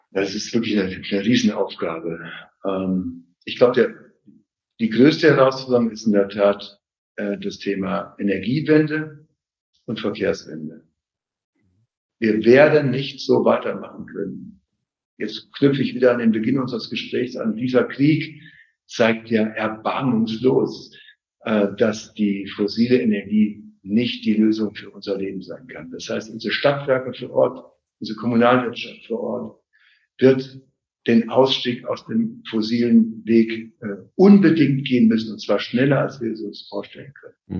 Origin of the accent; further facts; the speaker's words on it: Siegen, North Rhine-Westphalia, Germany; now in Leipzig, Germany; In meiner Heimatstadt Siegen